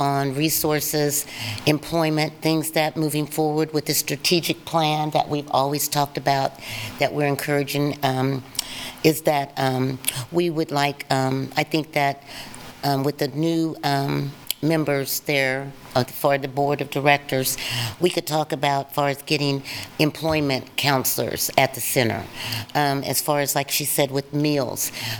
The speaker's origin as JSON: {"language": "English", "town": "Fort Scott", "region": "Kansas", "country": "United States", "tie": "born or raised there", "said": "I was born and raised in Fort Scott, Kansas, a small rural town. I came to Lawrence, Kansas in 1980 and studied at the University of Kansas in the nursing department."}